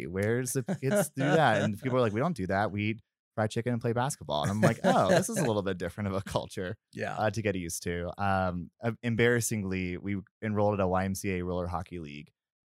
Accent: Louisville, Kentucky, United States; But most of my life, I grew up in Louisville, Kentucky, which if you know anything about the South, it is a beautiful place

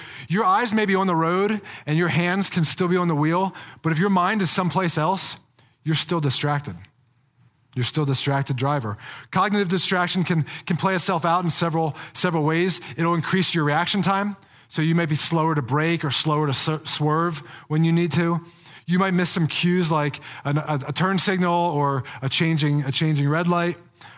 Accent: Pennsylvania, United States; moved away as an adult; now in Colorado, United States; So I'm not a native of Colorado, like many people who live out in Colorado. I'm a transplant. I moved out here from Pennsylvania about 20 years ago after I graduated college.

